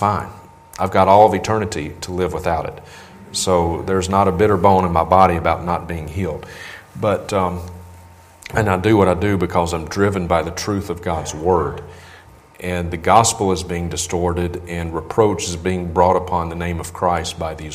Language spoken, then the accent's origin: English; Vicksburg, Mississippi, United States; my hometown at the time, Vicksburg, Mississippi.